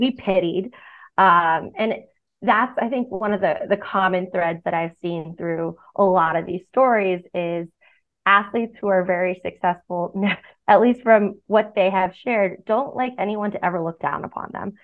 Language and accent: English; Boston, Massachusetts, United States; I'm a Red Sox fan because I grew up in Boston